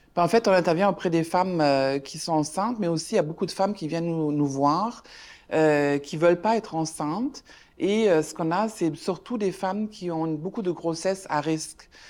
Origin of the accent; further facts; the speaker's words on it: Germany; now in Canada; moi je suis allemande de ma maman et de belge du côté de mon père